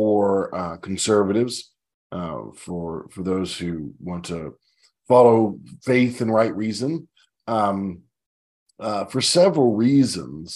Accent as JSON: {"language": "English", "country": "United States", "also_born_or_lived": "southern United States", "said": "I'm an American of, sort of Anglo, Irish descent, and I live in the southern United States of America"}